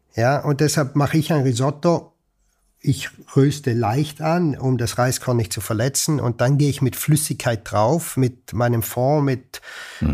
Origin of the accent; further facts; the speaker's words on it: Ritten, Trentino-Alto Adige, Italy; moved away as an adult; now in Salzburg, Austria; Ich bin aufgewachsen und geboren in Südtirol, bin im Herzen immer Südtiroler oder Italiener sogar mhm. und äh, lebe aber schon seit über 30 Jahren außerhalb von Südtirol.